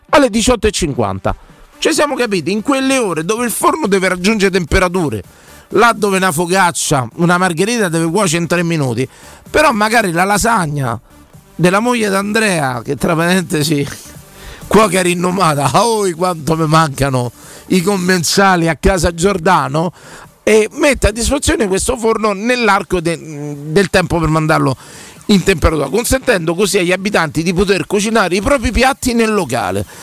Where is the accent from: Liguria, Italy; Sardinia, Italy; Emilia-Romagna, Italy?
Liguria, Italy; Siamo liguri, accendo il forno la mattina, sentite, quando apro alle 5 e mezza circa